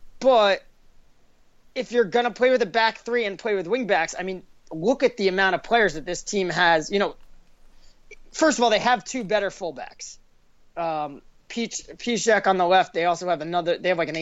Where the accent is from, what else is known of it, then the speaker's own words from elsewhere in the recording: United States; I'm American